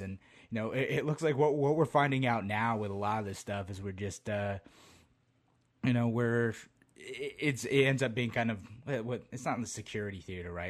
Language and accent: English; Utica, New York, United States; moved away as an adult; now in Rochester, United States; back where I grew up, we'd go up to, uh, Water Safari. I'm from the Utica area originally